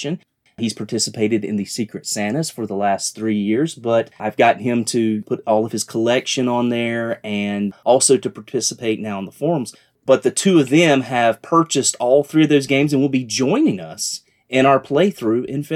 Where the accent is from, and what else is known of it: the South, United States; accent: southern